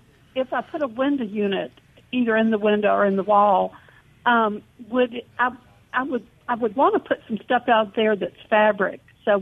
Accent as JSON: {"language": "English", "town": "Memphis", "region": "Tennessee", "country": "United States", "moved": "yes", "lives_now": "Fairhope, United States", "said": "And I'm from Memphis"}